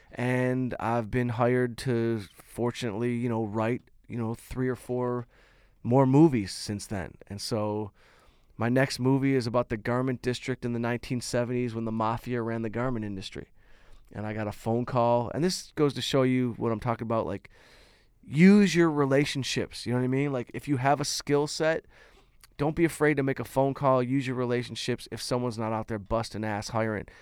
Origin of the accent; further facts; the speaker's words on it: Detroit, Michigan, United States; moved away; Detroit, my hometown